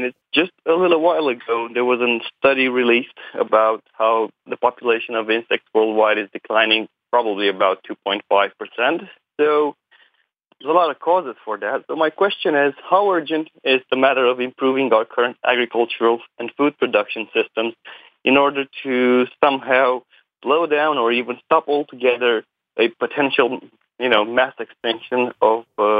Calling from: Romania; I'm calling from Romania.

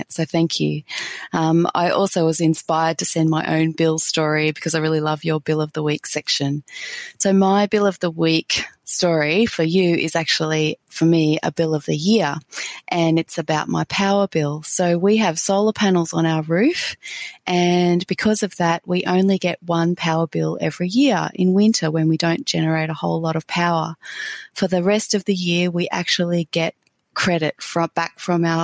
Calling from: Brisbane, Queensland, Australia; I'm contacting you from Brisbane in Australia.

